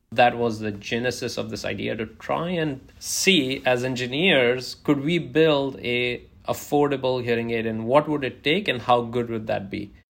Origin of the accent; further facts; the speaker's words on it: India; now in United States; where I grew up in India